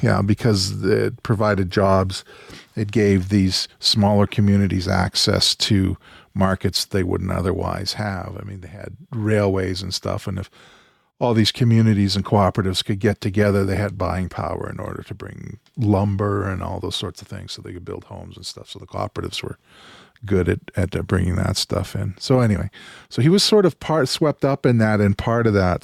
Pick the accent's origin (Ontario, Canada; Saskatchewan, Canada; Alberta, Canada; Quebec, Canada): Saskatchewan, Canada; Outlook; moved away; also born or lived in New York; My hometown is in there, Outlook, Saskatchewan.